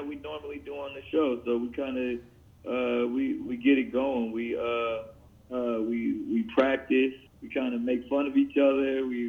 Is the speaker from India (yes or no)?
no; San Diego, California, United States; the next one is going to be San Diego, my hometown